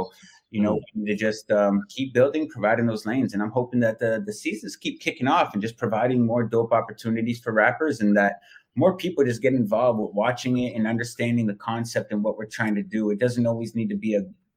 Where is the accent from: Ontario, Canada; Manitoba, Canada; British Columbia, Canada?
Ontario, Canada; Toronto; I'm from Toronto